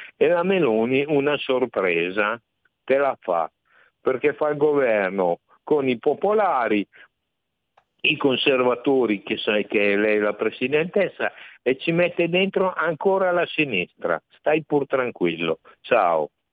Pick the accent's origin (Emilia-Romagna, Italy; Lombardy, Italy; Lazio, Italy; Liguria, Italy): Emilia-Romagna, Italy; Reggio Emilia; io sono di Reggio Emilia